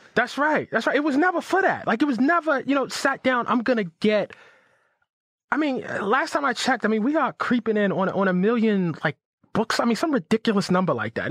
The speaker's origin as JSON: {"language": "English", "town": "Baltimore", "region": "Maryland", "country": "United States", "tie": "born or raised there", "said": "I grew up in West Baltimore"}